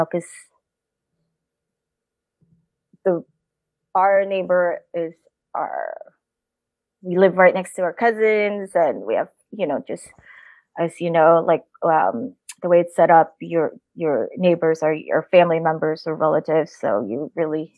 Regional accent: Tanay, Calabarzon, Philippines; now in United States; We were from the same town in the Tanay, Rizal, in the Philippines

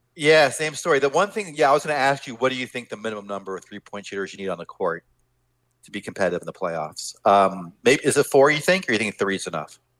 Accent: Pittsburgh, Pennsylvania, United States; moved away; I'm actually from the Pittsburgh area.

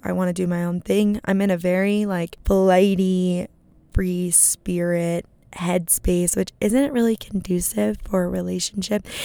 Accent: Arizona, United States; now in Los Angeles, United States; I'm from Arizona

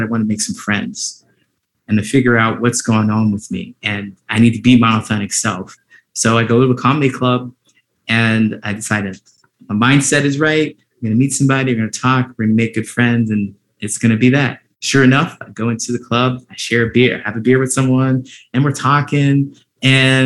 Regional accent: Ohio, United States; growing up in Ohio

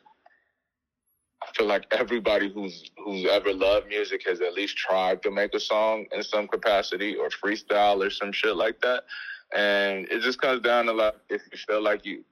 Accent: Chicago, Illinois, United States; Chicago, just growing up here

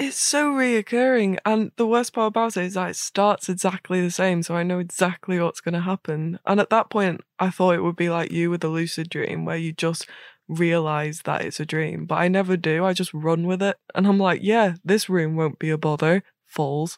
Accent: Northern Ireland, United Kingdom; I'm Northern Irish

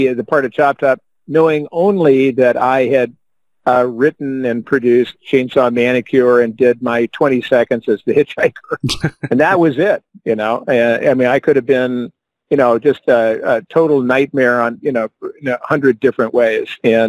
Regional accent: Illinois, United States; I come from the Midwest

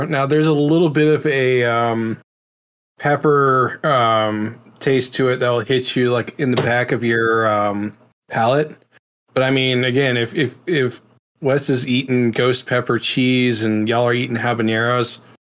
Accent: New Orleans, Louisiana, United States; moved away; I was raised in New Orleans for a while, so I'm used to Cajun cooking.

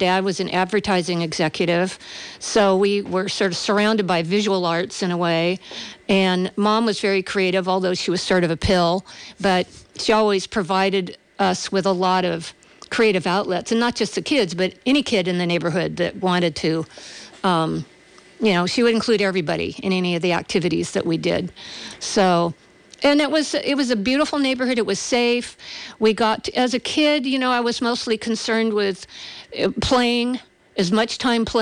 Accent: Berkeley, California, United States; born or raised there

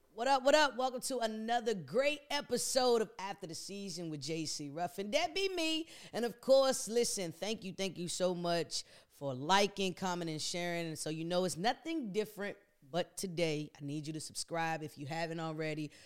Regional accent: DC metropolitan area, United States; me being a product of the D M V area, mo-, mainly D C and then P G County

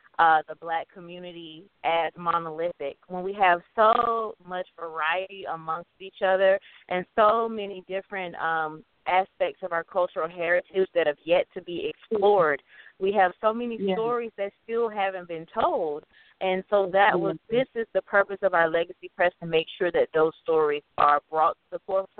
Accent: United States; I'm from the States

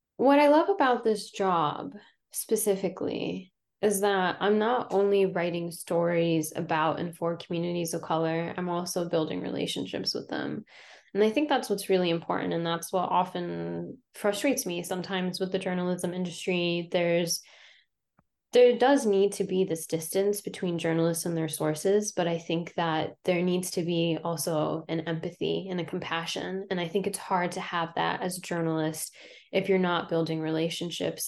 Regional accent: Ohio, United States; moved away as an adult; also born or lived in Lebanon / Albany, New York / Houston, Texas; now in Philadelphia, United States; So I'm from Lebanon, but I grew up in Ohio

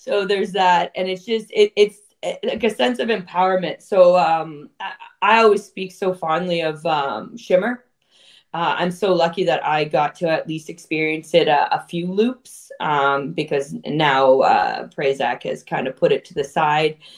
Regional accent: Toronto, Ontario, Canada; I'm born and raised in Toronto

